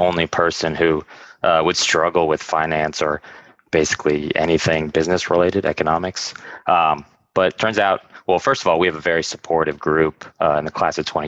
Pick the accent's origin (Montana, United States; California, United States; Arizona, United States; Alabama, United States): Arizona, United States; moved away as an adult; also born or lived in Syracuse, New York; now in Washington, DC, United States; I'm originally from Arizona, and I came to the DC area for undergrad